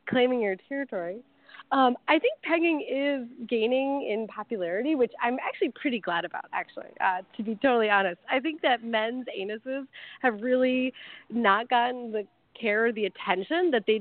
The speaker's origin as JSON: {"language": "English", "region": "Midwest", "country": "United States", "moved": "yes", "lives_now": "Thailand", "said": "I'm from the Midwest."}